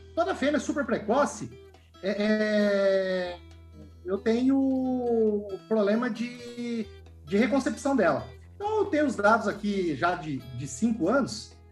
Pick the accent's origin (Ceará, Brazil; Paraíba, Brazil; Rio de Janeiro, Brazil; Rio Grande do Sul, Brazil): Rio Grande do Sul, Brazil; moved away; Eu venho de pequena propriedade. Eu sou gaúcho